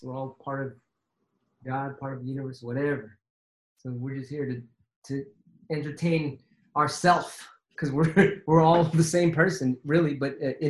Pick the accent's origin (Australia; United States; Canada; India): United States; San Francisco, California; I come from San Francisco. So we're like a 7 by 7 mile radius, like 7 miles by 7. It's a little ass city with every freaking nationality in it possible.